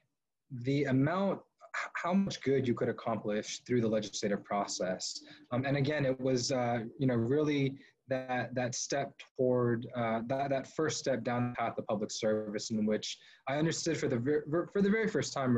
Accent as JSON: {"language": "English", "region": "Georgia", "country": "United States", "tie": "born or raised there", "said": "growing up in the Deep South"}